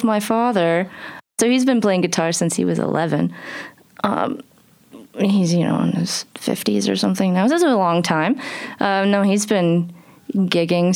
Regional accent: Versailles, United States; My hometown

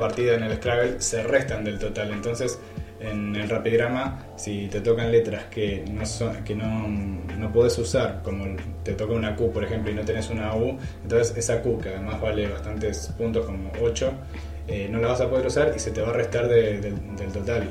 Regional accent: Argentina; nosotros como, como argentinos podemos poner la palabra

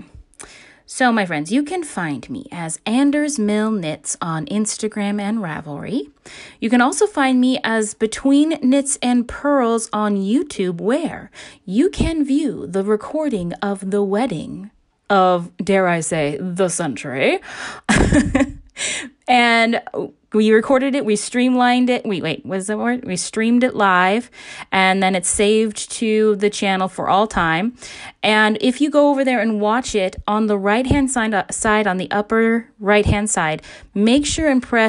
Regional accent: Alaska, United States; my home state of Alaska

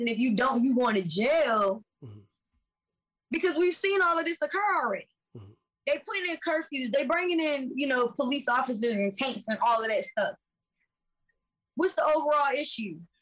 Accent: Virginia Beach, Virginia, United States; I'm from Virginia Beach. Yeah. And I literally grew up on the ocean front

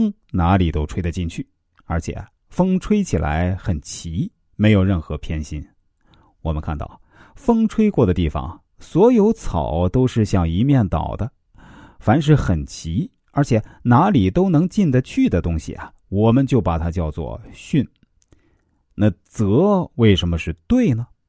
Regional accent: China; 我们中国人。是分中有合，合中有分，分到好像没有分，没有分又好像有分，这是最合乎自然的。

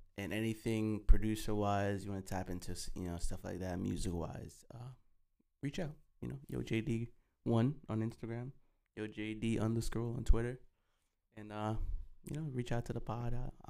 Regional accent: Jamaica; I don't know, man, because we're Jamaican, so, you know, we come different when it comes to food.

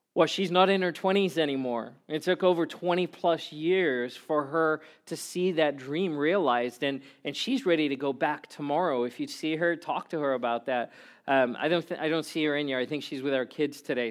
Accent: South Africa; moved away; I grew up in South Africa where it didn't really snow ever at all

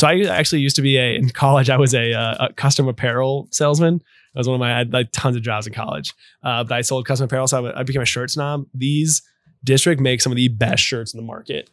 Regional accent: Louisville, Kentucky, United States; I grew up in Louisville

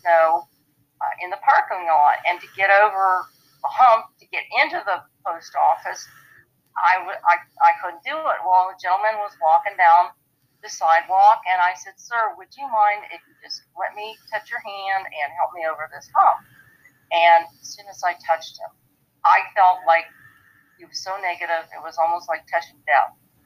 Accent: Ohio, United States; moved away; also born or lived in Columbus; I was from Ohio

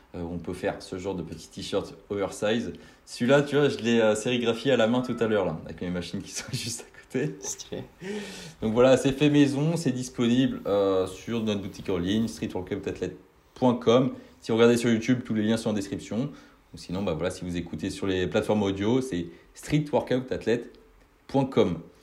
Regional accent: Brittany, France; je suis de Bretagne, donc euh, plus euh, dans, dans l'ouest

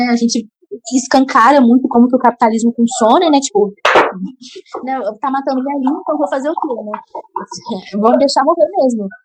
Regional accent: Rio de Janeiro, Brazil; eu sou carioca, eu moro no Rio

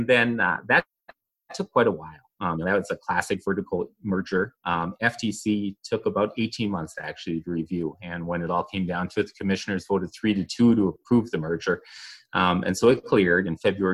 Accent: Minnesota, United States; I'm a lifelong Minnesotan, as you can tell pretty readily from my accent.

